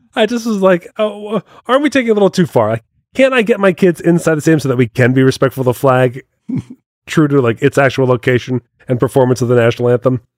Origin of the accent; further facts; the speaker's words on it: United States; I'm a proud American. I like being part of this country